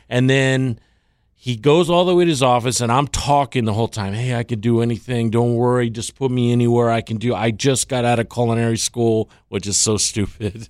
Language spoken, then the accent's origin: English; Tampa, Florida, United States; also born or lived in Louisiana / Thailand; now in Miami, United States; growing up in Tampa